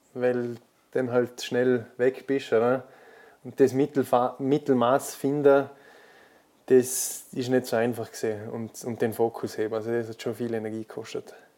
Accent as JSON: {"language": "German", "country": "Austria", "said": "als Österreicher"}